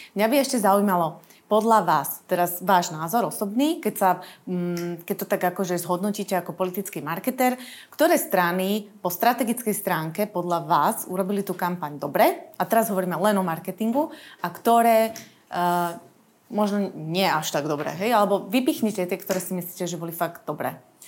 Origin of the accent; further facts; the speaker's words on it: eastern Slovakia, Slovakia; now in Bratislava, Slovakia; Ja osobne som z východu